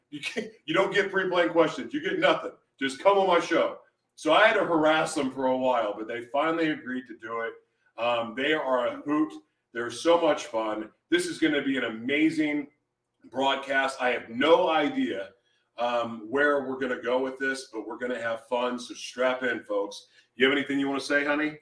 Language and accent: English; Oklahoma City, Oklahoma, United States; moved away; also born or lived in Hawaii; I grew up in Oklahoma City um, hmm. before I moved away.